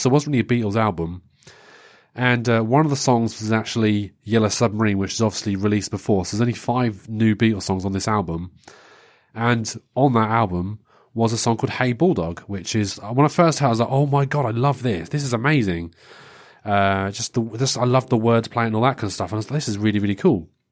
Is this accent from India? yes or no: no; England, United Kingdom; being English